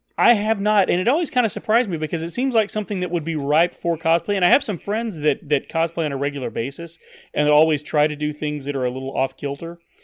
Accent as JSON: {"language": "English", "town": "Paris", "region": "Texas", "country": "United States", "tie": "born or raised there", "moved": "yes", "said": "I was still living in my hometown, Paris, Texas, the second largest Paris in the world."}